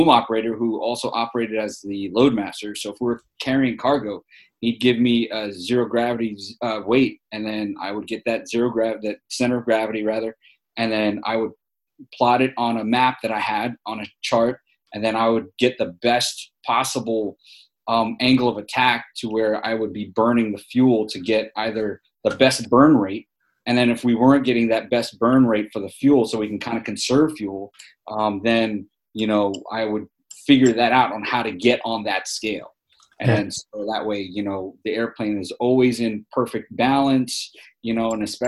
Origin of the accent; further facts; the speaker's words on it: New York City, New York, United States; accent: New York; moved away as an adult; also born or lived in Wichita Falls, Texas; I grew up in New York City